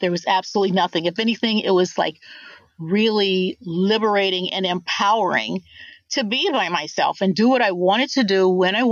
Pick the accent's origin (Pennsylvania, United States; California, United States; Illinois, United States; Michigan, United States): Illinois, United States; Rockford; now in Indianapolis, United States; I'm originally from Rockford, Illinois, which is about 80 miles northwest of Chicago